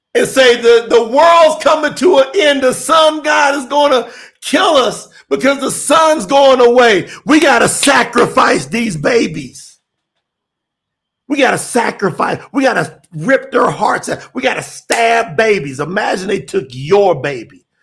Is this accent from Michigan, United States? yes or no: no; Kentucky, United States; moved away; I'm from Kentucky. I didn't even go back home for three years